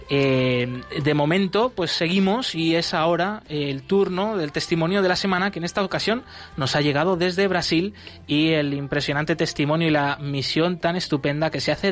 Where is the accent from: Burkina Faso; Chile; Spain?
Burkina Faso; first language Mooré; Spanish is a second language; moved away